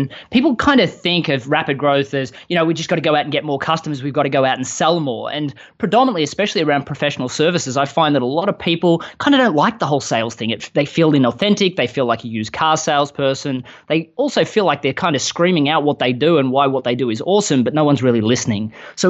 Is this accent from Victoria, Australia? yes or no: yes; Melbourne, Victoria, Australia; moved away as an adult; now in Austin, United States; I live in Austin, Texas, I'm not quite from around here. I grew up in Melbourne, Australia. In 2013, I spent the entire year traveling the world after some business successes in Australia and fell in love with a girl in America.